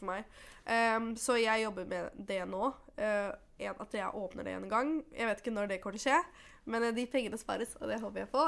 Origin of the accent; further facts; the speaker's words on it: Oslo, Norway; jeg er født og oppvokst i Oslo.